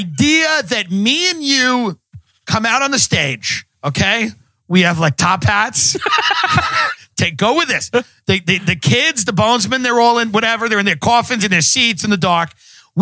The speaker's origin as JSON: {"language": "English", "area": "Long Island", "region": "New York", "country": "United States", "said": "I came from Long Island."}